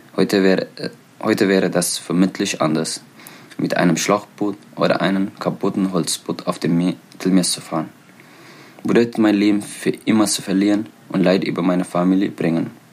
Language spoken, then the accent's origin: German; Eritrea; German is a second language; now in Germany; ich komme aus Eritrea. Ich liebe meine Heimat.